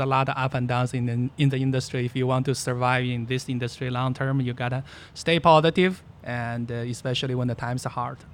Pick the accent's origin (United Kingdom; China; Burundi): China; moved away; I was born in China, uh, actually born where there was a very big natural gas field